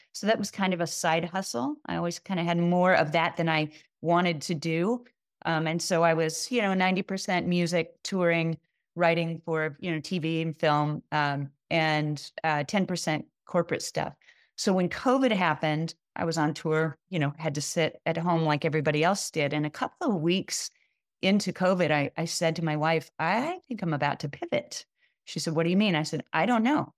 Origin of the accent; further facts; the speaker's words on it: Kansas City, United States; in Kansas City, my hometown